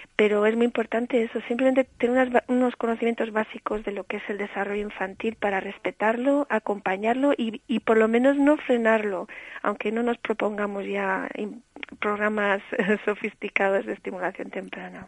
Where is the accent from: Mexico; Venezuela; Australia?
Australia; also born or lived in Cantabria; now in Spain; nací en Australia y por eso me dedico a enseñar inglés